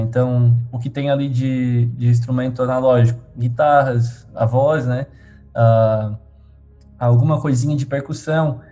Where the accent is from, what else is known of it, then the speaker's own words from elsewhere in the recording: Tubarão, Santa Catarina, Brazil; Sou de Tubarão